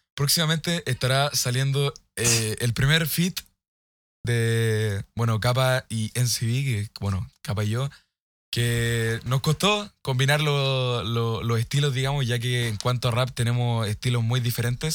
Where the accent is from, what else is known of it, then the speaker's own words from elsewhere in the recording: Chile; soy de Chile.